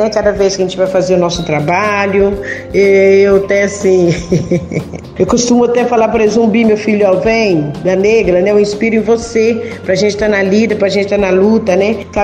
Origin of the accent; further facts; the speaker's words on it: Inhapim, Minas Gerais, Brazil; Sou da comunidade de Santo Antônio, paróquia São Sebastião de Inhapim.